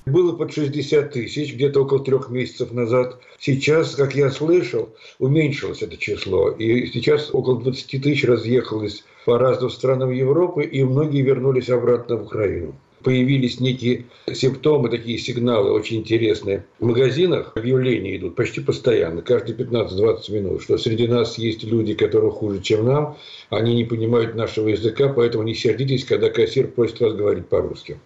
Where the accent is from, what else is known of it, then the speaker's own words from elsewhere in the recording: Moscow, Russia; moved away as an adult; now in Lithuania; Я москвич по рождению